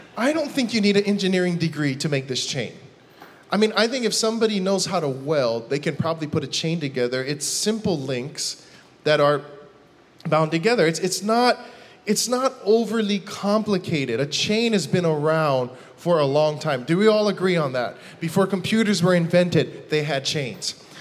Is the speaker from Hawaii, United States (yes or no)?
yes; Hawaii, United States; I'm from Hawaii